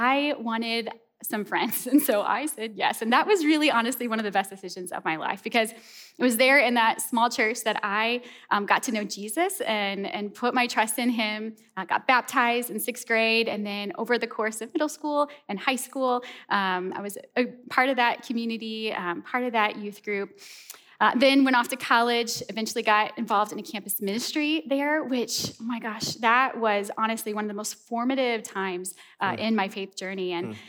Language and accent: English; a small town outside of St. Louis, Missouri, United States; moved away; I'm originally from the Midwest. I grew up in a small town outside of St. Louis, Missouri.